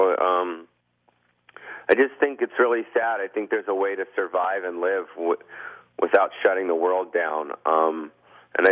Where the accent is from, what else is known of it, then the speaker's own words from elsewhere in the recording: Beverly Hills, California, United States; I was born and raised in California my whole life